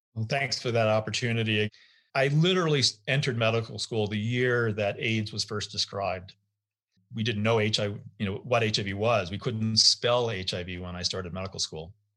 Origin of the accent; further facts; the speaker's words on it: United States; as an American passport carrier